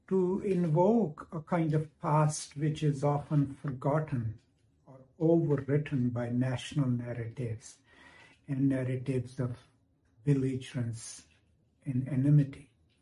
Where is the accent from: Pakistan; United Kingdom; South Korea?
Pakistan; I'm from Pakistan.